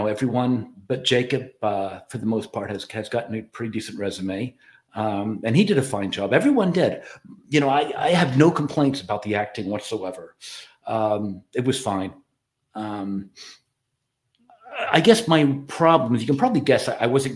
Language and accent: English; Ireland; I'm Irish